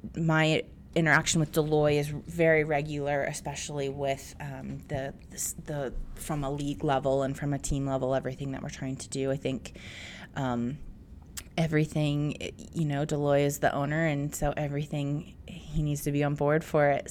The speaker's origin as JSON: {"language": "English", "area": "Bay Area", "region": "California", "country": "United States", "tie": "born or raised there", "said": "I'm a product of the eighties and I grew up in the Bay Area"}